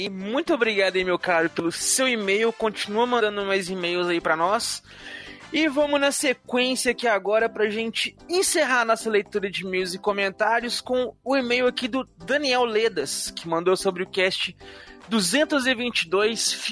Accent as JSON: {"language": "Portuguese", "country": "Brazil", "said": "eu sou brasileiro é mesmo."}